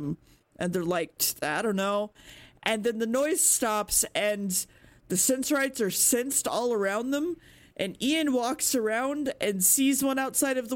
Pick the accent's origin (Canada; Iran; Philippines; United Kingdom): United Kingdom; we did those things as British people